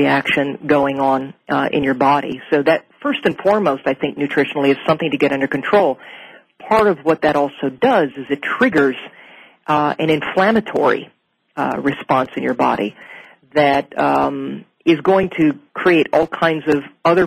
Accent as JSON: {"language": "English", "region": "Minnesota", "country": "United States", "tie": "born or raised there", "moved": "as an adult", "lives_now": "Portland, United States", "said": "I'm from Minnesota myself. I actually, I've lived there my entire life, all the way up until about the year 2000 where I moved out to Oregon"}